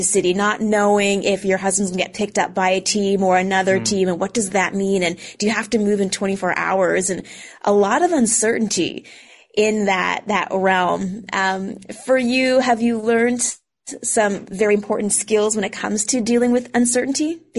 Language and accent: English; Edmonton, Alberta, Canada; growing up in Edmonton